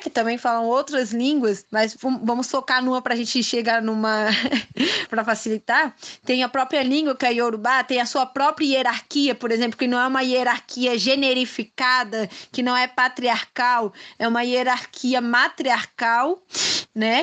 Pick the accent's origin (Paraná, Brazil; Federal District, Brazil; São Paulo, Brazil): Federal District, Brazil; Brasília; sou de Brasília, né? Nasci e criada aqui